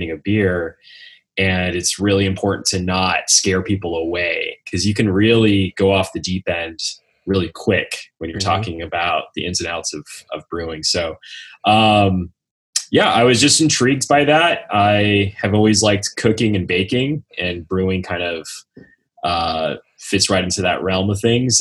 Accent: Lancaster, California, United States; also born or lived in Riverside, California / Fullerton, California; I was born and raised here in Lancaster

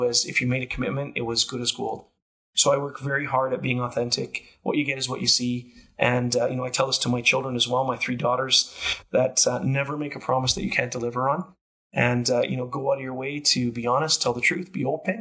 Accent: Canada; also born or lived in Calgary; a Canadian kid growing up with Italian heritage

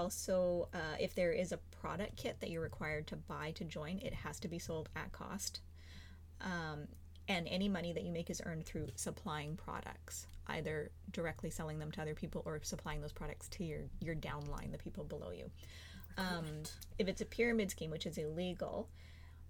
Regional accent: Canada; we're Canadian

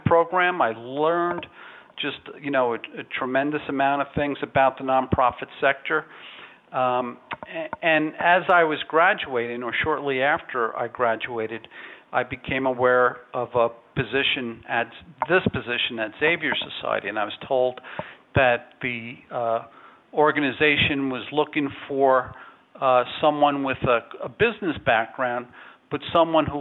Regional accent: New York City, New York, United States; moved away as an adult; also born or lived in Dallas, Texas; I was born and raised here in New York City

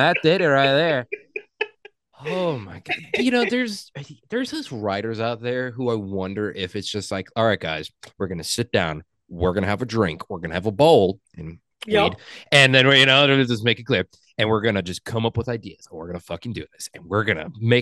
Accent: Midwest, United States; accent: Midwestern; my Midwestern accent

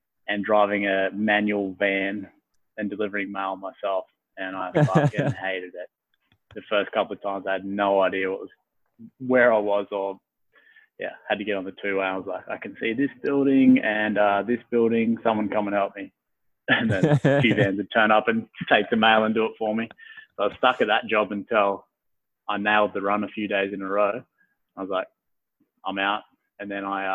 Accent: Gunnedah, New South Wales, Australia; moved away as an adult; also born or lived in Perth; now in Brisbane, Australia; I went back to my hometown, which is in Gunnedah. So new country, New South Wales.

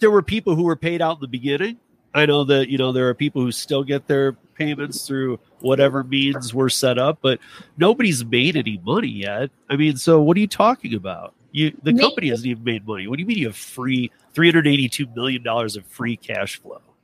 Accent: Michigan, United States; moved away; my home state of Michigan

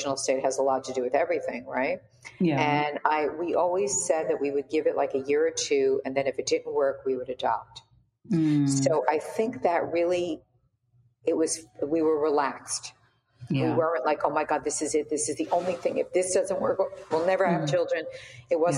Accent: New York, United States; moved away; I'm from New York originally

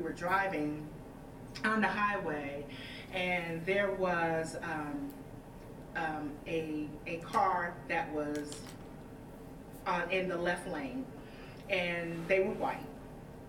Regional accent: Jackson, Mississippi, United States; now in Wyandotte, United States; I was born and raised in Jackson, Mississippi

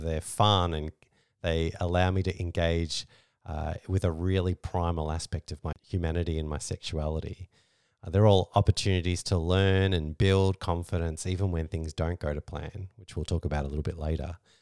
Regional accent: Australia; We're Australian

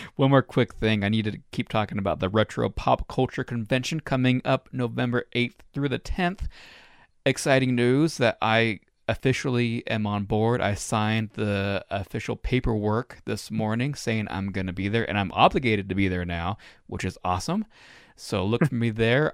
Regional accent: Reno, Nevada, United States; moved away; It's my hometown

